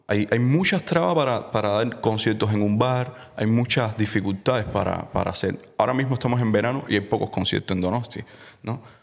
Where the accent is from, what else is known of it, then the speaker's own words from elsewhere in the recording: Havana, Cuba; moved away; yo nací en Cuba.